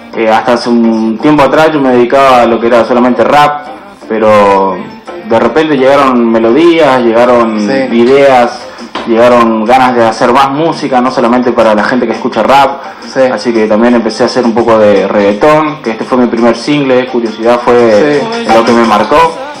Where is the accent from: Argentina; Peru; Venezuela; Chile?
Argentina; Santo Tomé, Corrientes; now in Buenos Aires, Argentina; en mi pueblo, donde yo nací, donde me crié